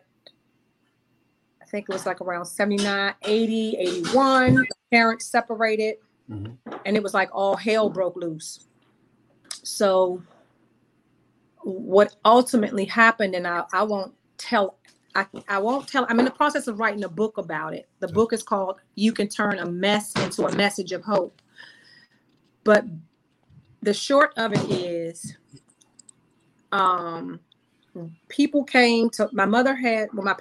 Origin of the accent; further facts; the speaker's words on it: Washington, District of Columbia, United States; we grew up over there in Northeast by McKinley Tech